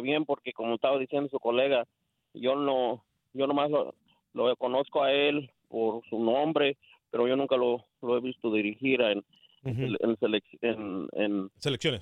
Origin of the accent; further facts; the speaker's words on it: Mexico; Yo soy mexicano